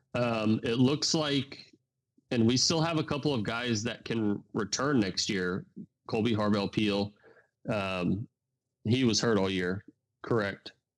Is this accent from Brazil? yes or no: no; Georgia, United States; I'm from Georgia. I live in Georgia